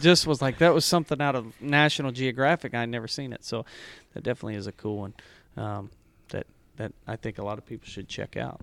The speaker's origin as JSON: {"language": "English", "town": "Mansfield", "region": "Missouri", "country": "United States", "tie": "born or raised there", "said": "I grew up in Mansfield, Missouri, which was mostly cattle pasture"}